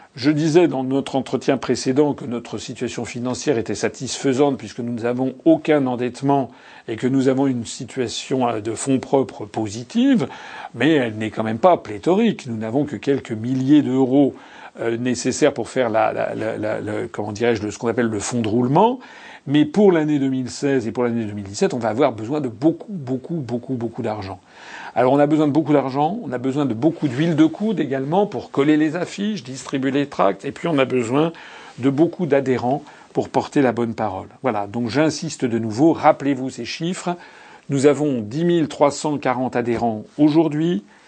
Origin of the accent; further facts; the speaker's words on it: France; nous sommes français